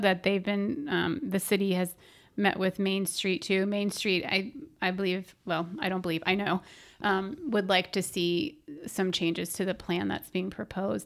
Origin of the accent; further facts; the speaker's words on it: Orlando, Florida, United States; I grew up in Orlando